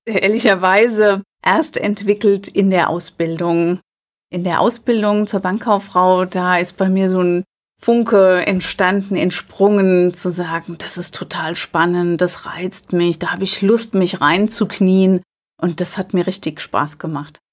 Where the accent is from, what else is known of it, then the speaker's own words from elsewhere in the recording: Alzey, Rhineland-Palatinate, Germany; Ich bin im Vorort von Alzey aufgewachsen, in Albeck, kleiner Ort, drei Kilometer von Alzey entfernt. Und lebe heute noch in Alzey.